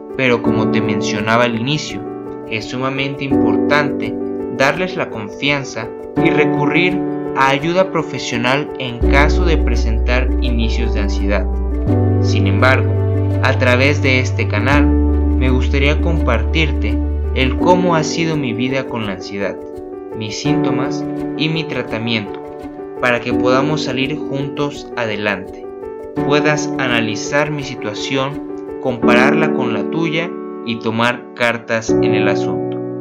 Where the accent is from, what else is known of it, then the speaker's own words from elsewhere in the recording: Mexico; Soy mexicano